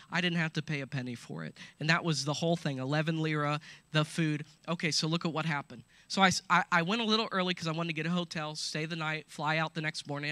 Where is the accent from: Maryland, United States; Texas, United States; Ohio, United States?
Ohio, United States; Coshocton; I'm from Coshocton, so just so you know, I'm not religious, I'm just me. And so I was born and raised here